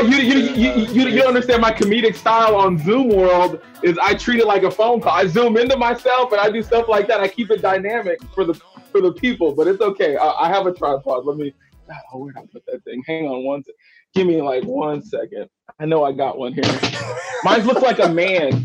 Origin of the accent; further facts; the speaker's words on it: Texas, United States; moved away; I'm from Texas